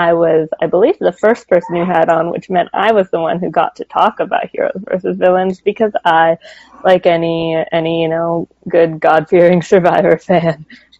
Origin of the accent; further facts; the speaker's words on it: California, United States; talking to a very pale coastal Californian